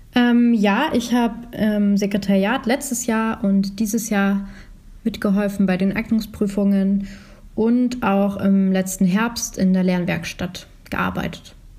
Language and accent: German; Schleswig-Holstein, Germany; ich komme aus Schleswig-Holstein